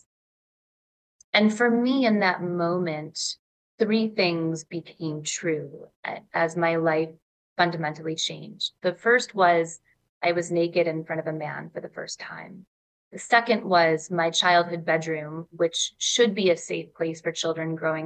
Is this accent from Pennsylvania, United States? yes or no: no; Ann Arbor, Michigan, United States; I grew up in Ann Arbor, Michigan